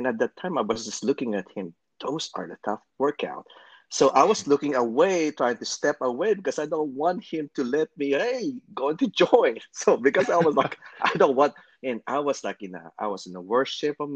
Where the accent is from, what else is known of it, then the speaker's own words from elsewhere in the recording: Philippines; moved away; I'm from the Philippines and I'm a physical therapist